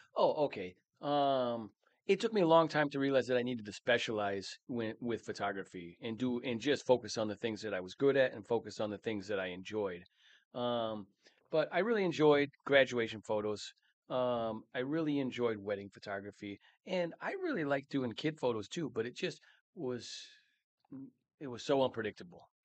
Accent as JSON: {"language": "English", "town": "Mankato", "region": "Minnesota", "country": "United States", "tie": "born or raised there", "said": "Born and raised in Mankato, Minnesota."}